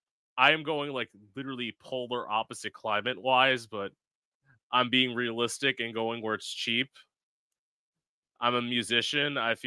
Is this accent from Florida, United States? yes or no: yes; Florida, United States; also born or lived in Orlando; I am an East Coast kid. Mm-hmm. I am born and raised in Florida, pretty much. Nice. I've lived in like South Florida most of my life. I spent 4 years in Orlando